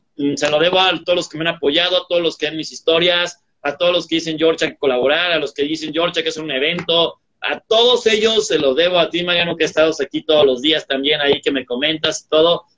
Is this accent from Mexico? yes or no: yes; Irapuato, Guanajuato, Mexico; ahí yo nací, yo soy de Irapuato